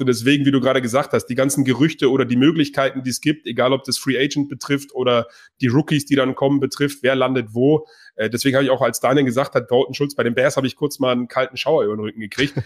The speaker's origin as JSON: {"language": "German", "region": "Bavaria", "country": "Germany", "said": "ich komme auch aus Bayern"}